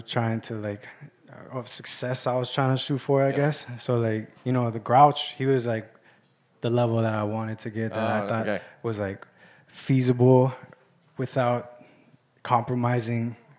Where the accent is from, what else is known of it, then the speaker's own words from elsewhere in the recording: Kauai, Hawaii, United States; I'm from Kauai.